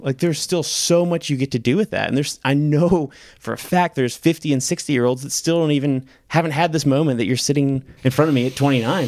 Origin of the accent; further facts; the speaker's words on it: the South, United States; us growing up in the South